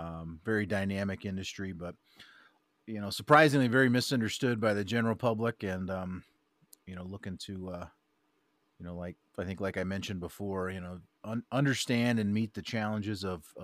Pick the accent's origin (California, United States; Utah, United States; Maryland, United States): Maryland, United States; moved away as an adult; also born or lived in Colorado; I'm an East Coast guy. I grew up in Maryland, moved to Colorado, with UAP, United Agri Products. And, that's what got me out west here.